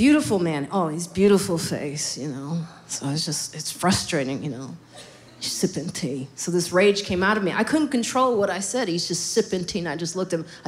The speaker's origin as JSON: {"language": "English", "town": "Highland Park", "country": "United States", "tie": "born or raised there", "said": "I grew up in Highland Park"}